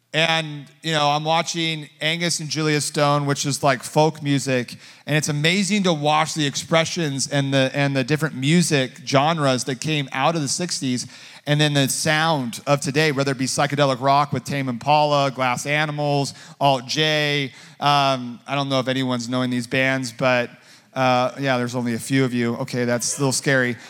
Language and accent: English; Southern California, United States; I grew up in Southern California